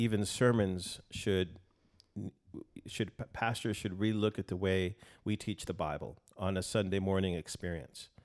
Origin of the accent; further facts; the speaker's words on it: El Paso, Texas, United States; now in Austin, United States; I'm from El Paso originally, and, um, born and raised there